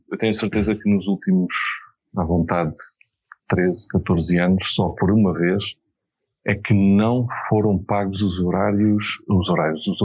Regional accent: Beira, Portugal; Portanto, eu devia ter dito sou benfiquista, sou beirão e republicano.

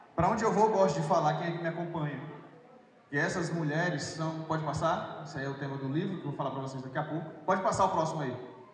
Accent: Altamira, Pará, Brazil; moved away as an adult; also born or lived in Paragominas, Pará / Sergipe; eu sou um paraense, eu nasci em Paragominas. Nasci em Paragominas, cidade que fica ali 4, 5 horas de Belém, mas com 8 anos de idade fui para Altamira, no Pará

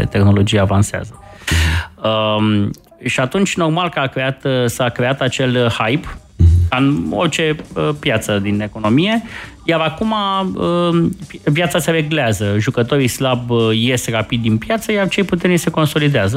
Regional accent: Romania; suntem români

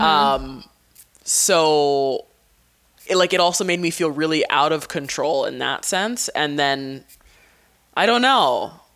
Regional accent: Hawaii, United States; moved away as an adult; having lived, um, on an island my whole life

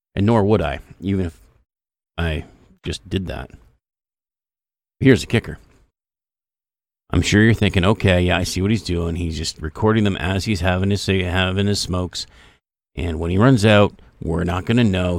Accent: Canada; I'm Canadian.

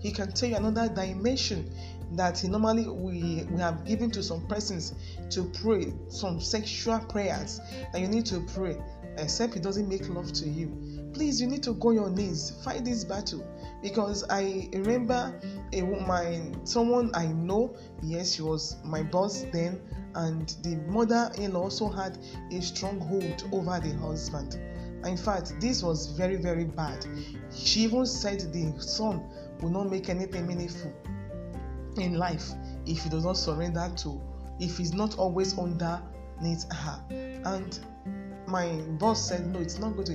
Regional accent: Lagos, Nigeria; I was born in Lagos State, I grew up there, and I went to primary, secondary school there

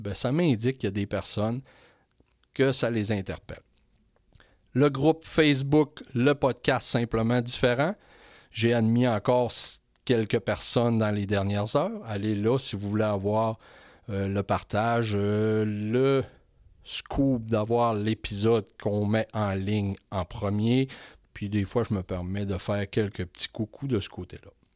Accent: Quebec, Canada; je suis retourné au Saguenay-Lac-Saint-Jean dans ma région natale

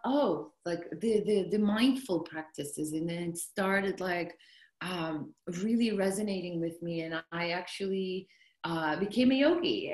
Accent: south coast of Turkey, Turkey; moved away as an adult; now in United States; I'm from Turkey, so south coast of Turkey, and then I finished university

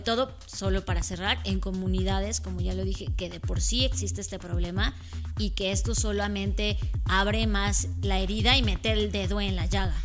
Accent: Mexico; los mexicanos somos

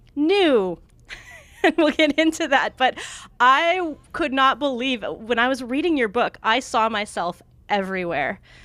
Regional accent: Montana, United States; moved away; also born or lived in Oregon; I lived in Oregon for a long time, but I'm, I grew up in Montana

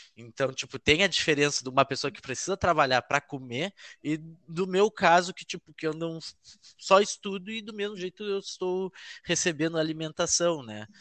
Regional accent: Gaúcho, Rio Grande do Sul, Brazil; accent: gaúcho

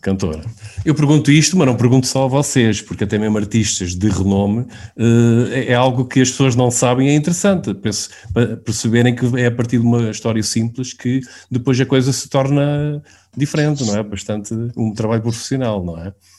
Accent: Queluz, Lisbon, Portugal; eu sou aqui de Queluz

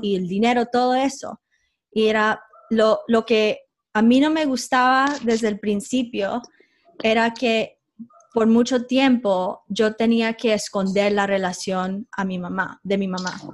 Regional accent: United States; yo como nací en los Estados Unidos

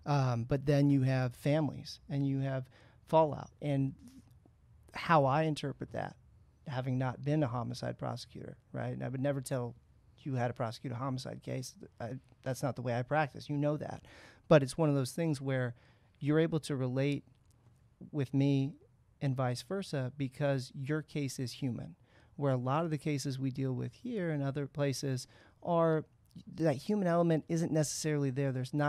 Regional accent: San Francisco, California, United States; now in San Diego, United States

